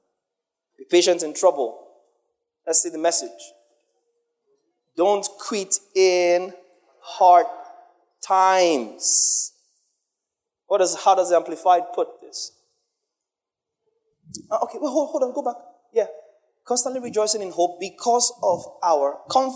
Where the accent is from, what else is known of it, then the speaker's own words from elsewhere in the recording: Nigeria; especially as a Nigerian.